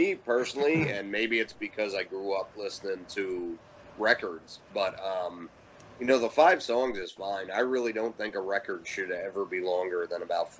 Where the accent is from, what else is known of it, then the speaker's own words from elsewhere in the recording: Philadelphia, Pennsylvania, United States; I'm from Philly originally.